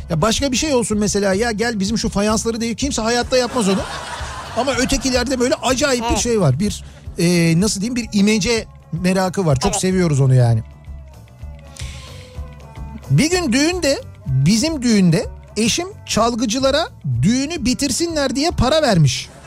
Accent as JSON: {"language": "Turkish", "region": "Balıkesir", "country": "Turkey", "moved": "as an adult", "lives_now": "Izmir, Turkey", "said": "Ee, 20 yaşından beri İzmir'de yaşıyorum. Aslen Balıkesirliyim. 36 yaşındayım."}